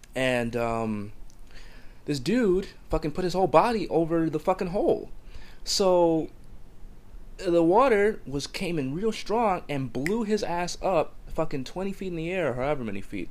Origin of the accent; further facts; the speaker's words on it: New Jersey, United States; In my hometown, there's dirt everywhere